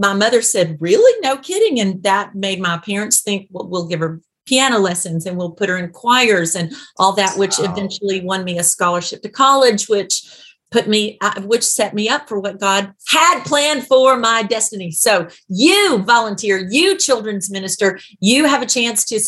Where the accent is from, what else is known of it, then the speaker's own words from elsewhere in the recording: Birmingham, Alabama, United States; I'm from the South. I'm from the deep South.